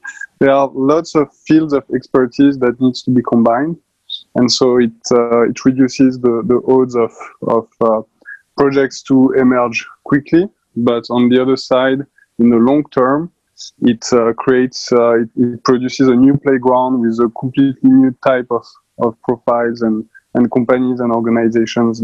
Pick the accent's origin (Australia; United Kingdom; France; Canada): France; accent: French; English is a second language; also born or lived in Paris; for the last 10 years in Paris, obviously, with my accent.